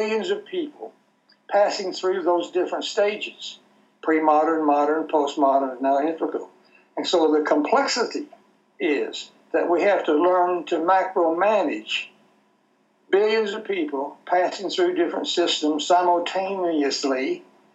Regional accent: Texas, United States; I'm from Texas

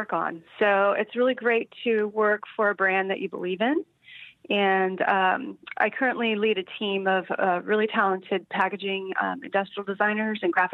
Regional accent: Bay Area, California, United States; also born or lived in San Francisco / San Luis Obispo; I grew up in the Bay Area

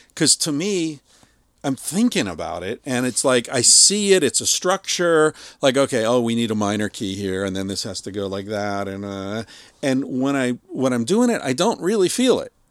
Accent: Beaver Falls, Pennsylvania, United States; I grew up in Beaver Falls

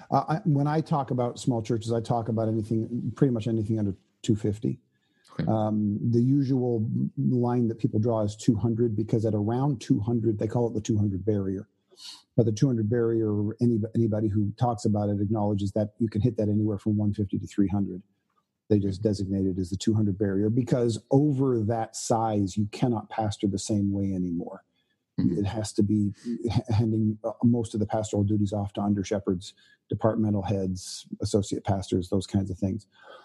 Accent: Canada; I was born and raised in Canada

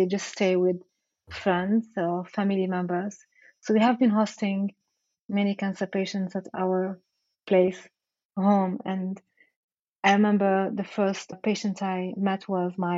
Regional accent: Rabat, Rabat-Salé-Kénitra, Morocco; moved away; I grew up in Morocco

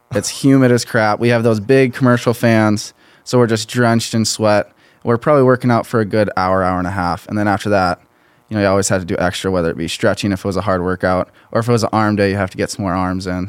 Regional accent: Pine Island, Minnesota, United States; I'm from a small town near Rochester, Minnesota, Pine

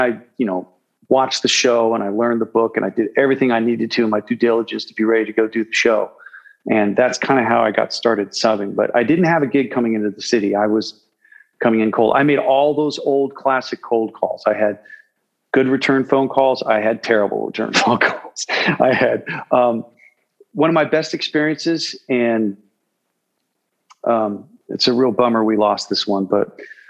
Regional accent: West Coast, United States; And plus I grew up out on the West Coast.

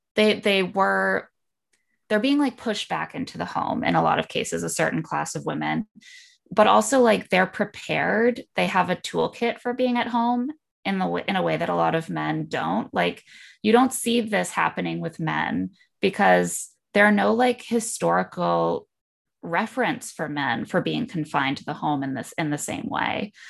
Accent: Indiana, United States; grew up in Indiana

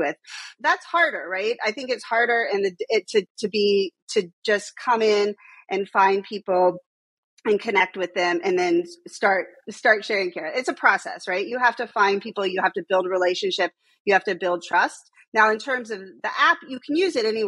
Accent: Texas, United States; now in New York, United States; I'm also from Texas

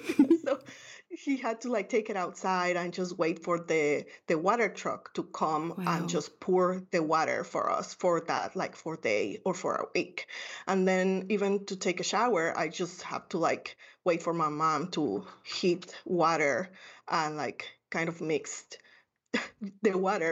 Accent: Guatemala City, Guatemala Department, Guatemala; I grew up in Guatemala City, a third world country.

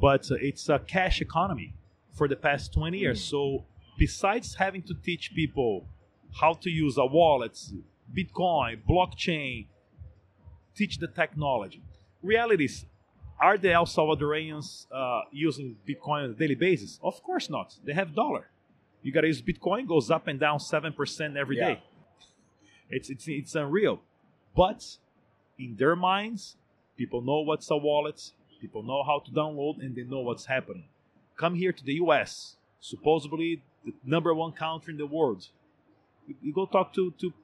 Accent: Brazil; I'm from Brazil, I'm in Brazil, I work in Brazil, I pay my tax in Brazil

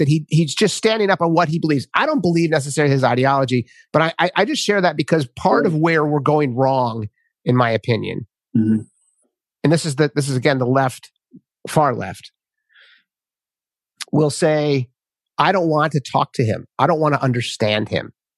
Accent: Minnesota, United States; I grew up in Minnesota

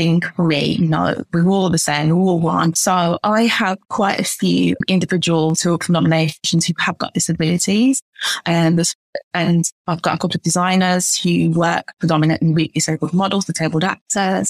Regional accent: Birmingham, West Midlands, United Kingdom; I'm from Birmingham myself

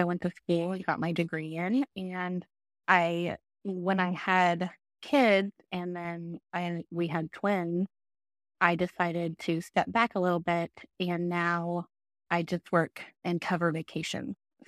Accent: Broken Arrow, Oklahoma, United States; So I grew up in Broken Arrow. My parents still live in the same house that I grew up in, a couple miles from us, and lived there my whole life.

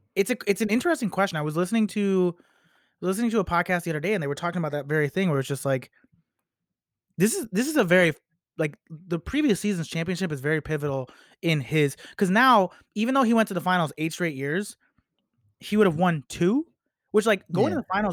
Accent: Chicago, Illinois, United States; a person growing up in Chicago

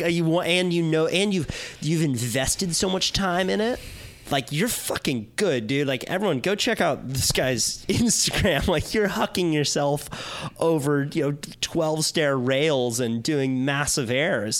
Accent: Santa Cruz, California, United States; growing up in Santa Cruz, like I was, I was a beach kid

